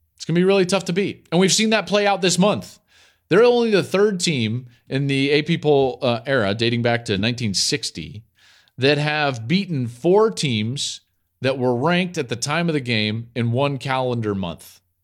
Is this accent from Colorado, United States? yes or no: yes; Denver, Colorado, United States; I grew up in Denver.